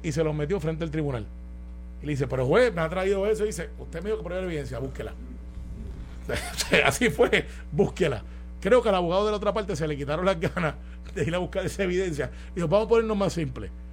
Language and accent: Spanish; Puerto Rico; así somos todos los puertorriqueños